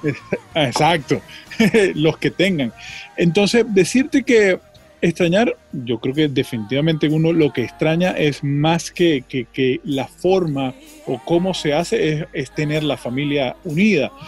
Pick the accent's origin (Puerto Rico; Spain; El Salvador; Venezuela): Venezuela; moved away as an adult; now in United States; uno como venezolano